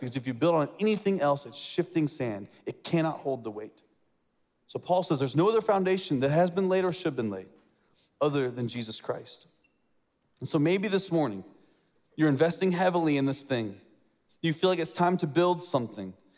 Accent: Lafayette, Indiana, United States; I grew up in Indiana

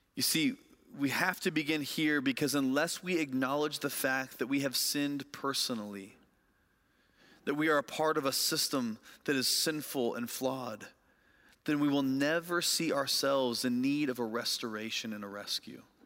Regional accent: Lafayette, Indiana, United States; moved away; my hometown of Lafayette, Indiana

